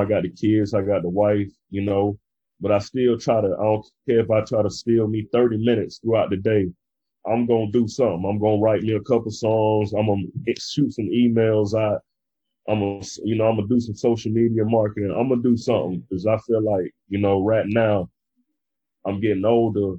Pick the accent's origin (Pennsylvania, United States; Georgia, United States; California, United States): Georgia, United States; Brunswick; now in South Florida, United States; my hometown, which is Brunswick, Georgia